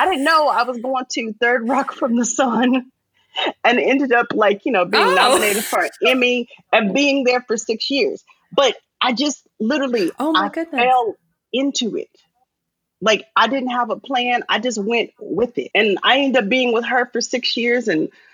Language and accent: English; Arizona, United States; I'm a girl from Arizona.